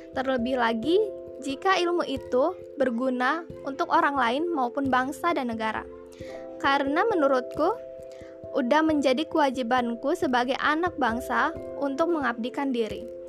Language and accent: Indonesian; Bandar Lampung, Lampung, Indonesia; Aku berasal dari kota Bandar Lampung